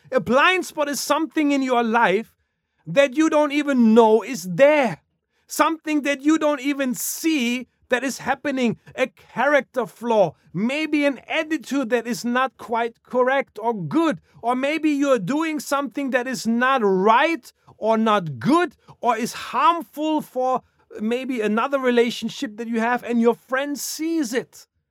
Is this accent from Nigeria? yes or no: no; Germany; moved away; growing up in Germany